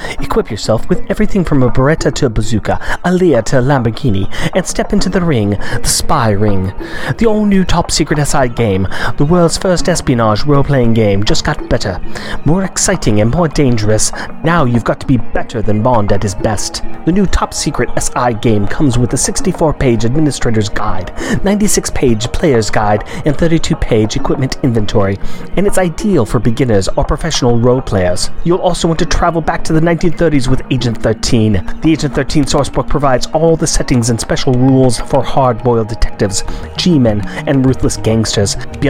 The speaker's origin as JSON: {"language": "English", "country": "Australia"}